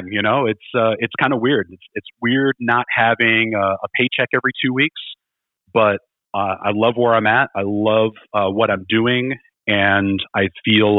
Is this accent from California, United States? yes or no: no; Chicago, Illinois, United States; I grew up in Chicago